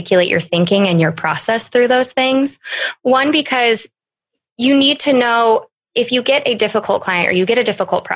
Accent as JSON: {"language": "English", "region": "Wyoming", "country": "United States", "moved": "yes", "said": "originally from Wyoming, a large town in Wyoming."}